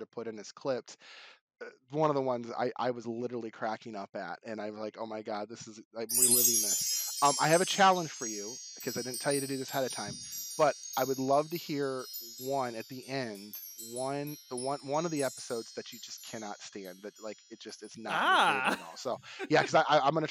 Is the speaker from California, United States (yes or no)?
no; Westland, Michigan, United States; moved away; Westland, Michigan, my hometown